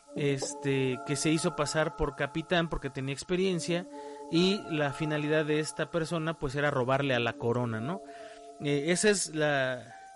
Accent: Mexico; la gente que somos de México

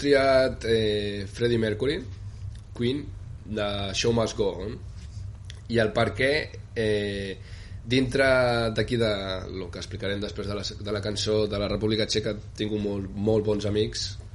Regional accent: Gelida, Catalonia, Spain; moved away as an adult; also born or lived in Barcelona / Prague / Ostrava; venim de Gelida, diguéssim, no? que és un poble també molt poble

